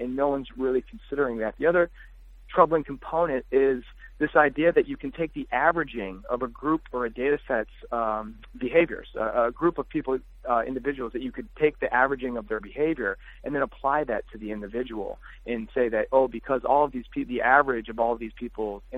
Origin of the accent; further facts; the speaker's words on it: Detroit, Michigan, United States; I'm from Detroit